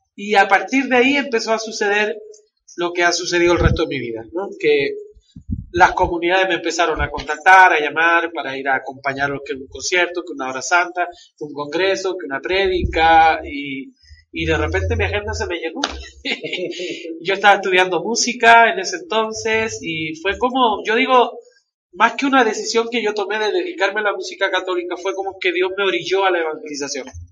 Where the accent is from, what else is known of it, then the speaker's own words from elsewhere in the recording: Valparaíso, Chile; moved away as an adult; now in Guadalajara, Mexico; Yo soy de una ciudad de Chile que se llama Valparaíso